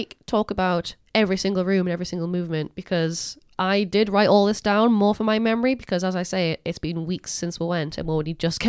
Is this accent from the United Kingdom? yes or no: yes; Newcastle upon Tyne, North East England, United Kingdom; accent: Geordie; I said that in the most Geordie accent possible.